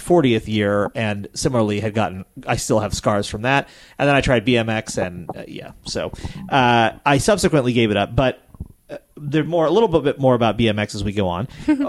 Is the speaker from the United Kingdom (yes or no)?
no; Lenox, Massachusetts, United States; now in State College, United States; I went up to Lenox, my hometown